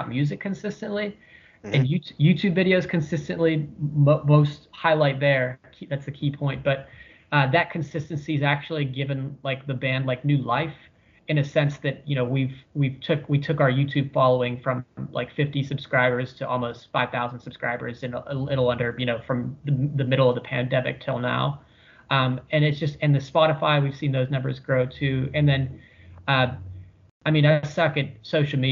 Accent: Weirton, West Virginia, United States; Johnny and I, we grew up in Weirton, West Virginia with Tony Marino.

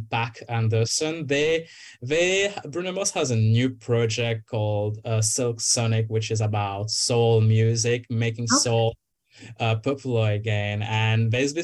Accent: Mauritius; moved away as an adult; now in Kingston, Canada; I am originally from Mauritius Island

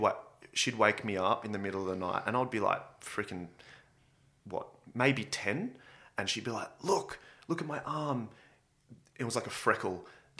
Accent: Sydney, New South Wales, Australia; I grew up in King's Cross, so I grew up in Macleay Street and I went to Darlinghurst Public School.

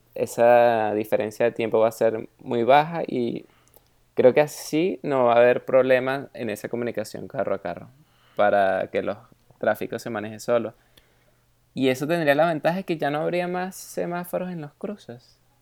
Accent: Venezuela; now in Germany; soy de Venezuela

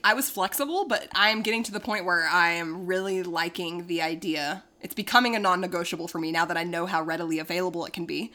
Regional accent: Arkansas, United States; moved away; also born or lived in Dallas, Texas; I'm also from Arkansas

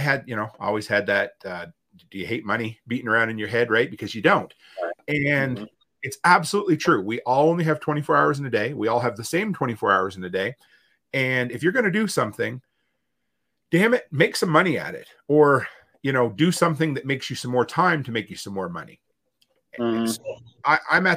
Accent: East Coast, Atlantic Canada, Canada; now in Alberta, Canada; growing up on the East Coast

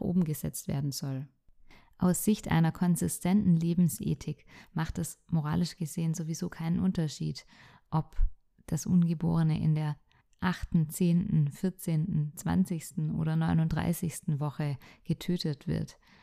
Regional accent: Germany; bei uns in Deutschland

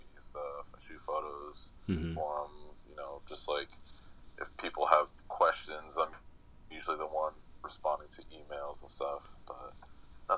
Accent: Easton, Pennsylvania, United States; now in Bethlehem, United States; I grew up in Easton

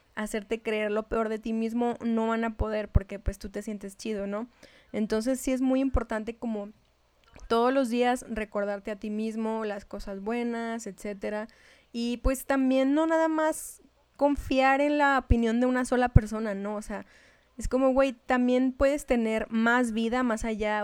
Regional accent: Chihuahua, Mexico; accent: norteña; hablaba como norteña.

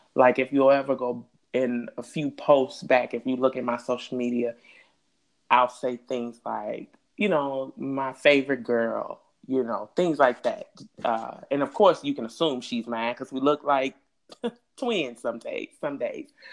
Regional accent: Chicago, Illinois, United States; I'm from the West Side

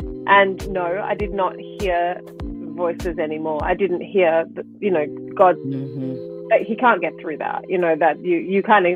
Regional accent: Australia; moved away; I am originally Australian

